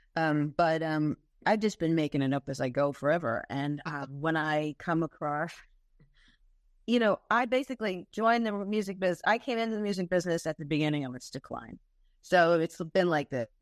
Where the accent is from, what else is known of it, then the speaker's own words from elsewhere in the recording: Long Island, New York, United States; I grew up on Long Island